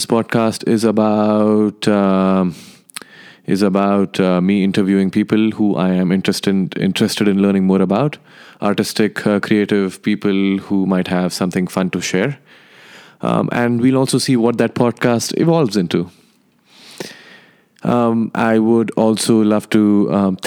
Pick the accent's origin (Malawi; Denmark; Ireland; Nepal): Nepal; also born or lived in India; now in Los Angeles, United States; I am from India and I grew up in Nepal.